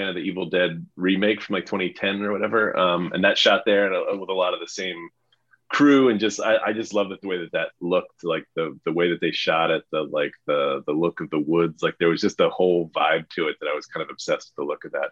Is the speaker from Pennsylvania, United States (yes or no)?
no; New York, United States; I'm from New York